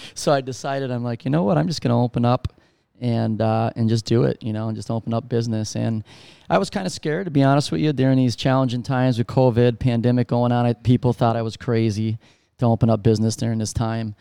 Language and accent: English; Scranton, Pennsylvania, United States; my hometown there in Scranton